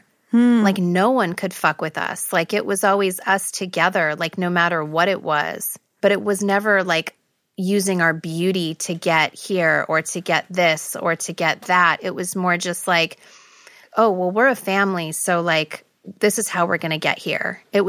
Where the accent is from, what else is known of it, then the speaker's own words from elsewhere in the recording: Beverly Hills, California, United States; growing up, being Armenian, there wasn't a lot of people that looked like me and my family. Everyone, we grew up in Beverly Hills